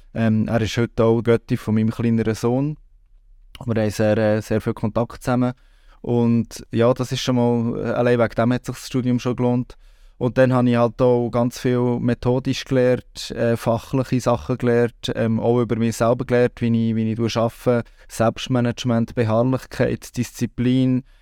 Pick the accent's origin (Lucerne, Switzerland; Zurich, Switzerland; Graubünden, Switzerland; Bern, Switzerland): Bern, Switzerland; moved away as an adult; also born or lived in Canton of Aargau; now in Aargau, Switzerland; ich bin im Kanton Bern aufgewachsen